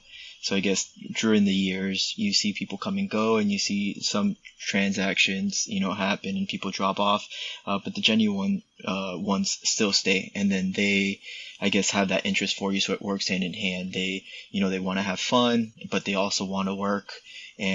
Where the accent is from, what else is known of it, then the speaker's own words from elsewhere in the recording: Puerto Rico; born there; My parents being Puerto Rican, I was born in Puerto Rico